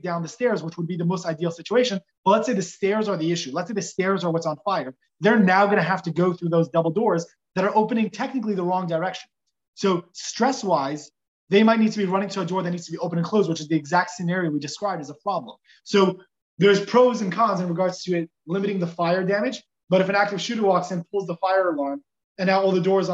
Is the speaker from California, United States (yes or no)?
yes; Los Angeles, California, United States; Growing up in Los Angeles, it's not always going to be the safest place